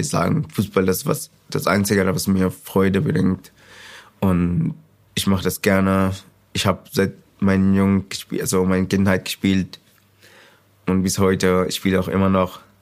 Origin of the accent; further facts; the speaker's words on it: Sudan; German is a second language; moved away as an adult; now in Hildesheim, Germany; Ich komme aus dem Sudan